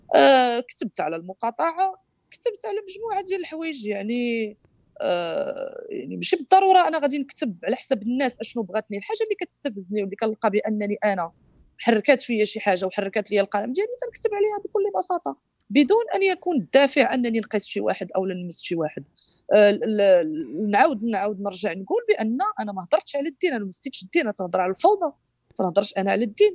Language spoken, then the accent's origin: Arabic; Morocco; أنا مغربية